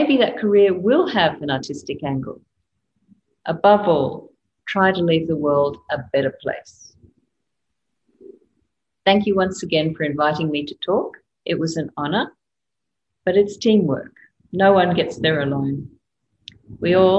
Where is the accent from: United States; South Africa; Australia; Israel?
Australia; I'm Australian